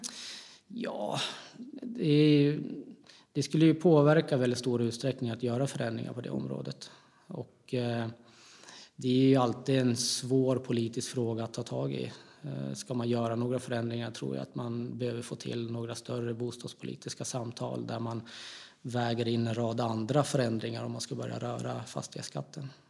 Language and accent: Swedish; Gävle, Gävleborg County, Sweden; jag kommer från Gävle. Mm. Så jag bor fortfarande kvar i Gävle.